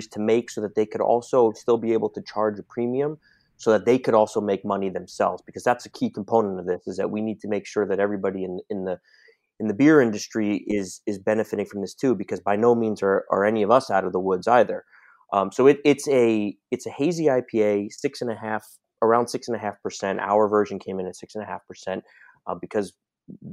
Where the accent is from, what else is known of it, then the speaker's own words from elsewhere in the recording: New York City, New York, United States; a native New Yorker